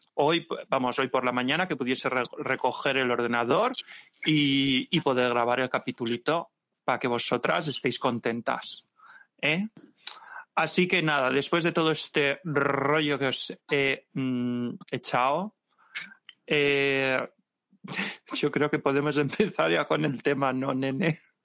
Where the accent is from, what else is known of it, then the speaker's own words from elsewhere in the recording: Santa Pola, Valencian Community, Spain; moved away; mi tierra, en Santa Pola, Alicante